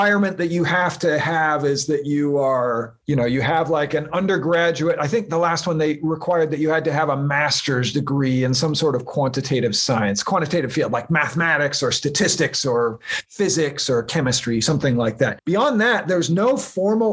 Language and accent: English; Portland, Oregon, United States; moved away; also born or lived in California; I grew up outside of Portland, Oregon.